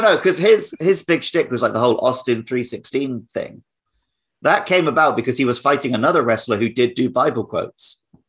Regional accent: Wells, South West England, United Kingdom; moved away; that was filmed in my hometown

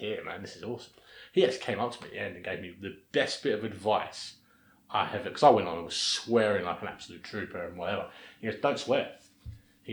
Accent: United Kingdom; now in Perth, Australia; being British and not being from Mindari or Joondalup like the rest of my folks

